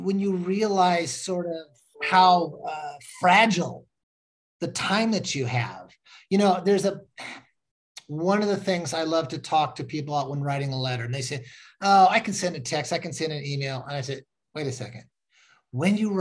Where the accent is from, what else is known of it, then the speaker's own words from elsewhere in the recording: Washington, United States; I was raised in Washington State